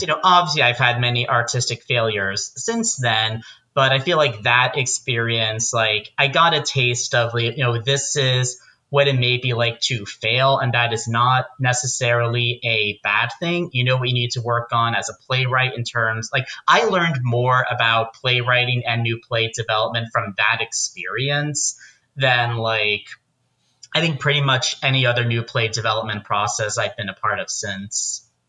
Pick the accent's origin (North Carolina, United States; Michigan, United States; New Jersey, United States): New Jersey, United States; Pompton Plains; moved away as an adult; also born or lived in Arizona; I grew up in Pompton Plains, New Jersey, about 45 minutes outside of New York.